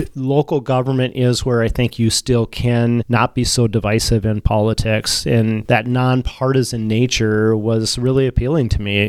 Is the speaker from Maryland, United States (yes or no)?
no; Dawson, Minnesota, United States; moved away as an adult; also born or lived in Olivia, Minnesota; now in Duluth, United States; graduated uh, from high school in Dawson, which is out on the South Dakota border.